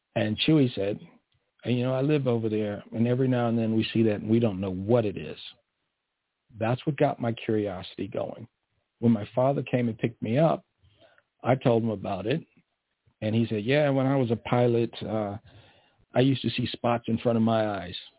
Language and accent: English; East Coast, United States; we're from the East Coast where the ground stays still